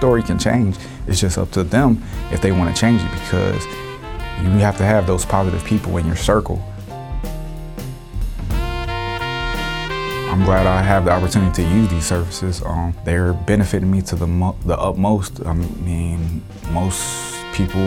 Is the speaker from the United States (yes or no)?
yes; West Virginia, United States; moved away as an adult; now in Sacramento, United States; I'm originally from West Virginia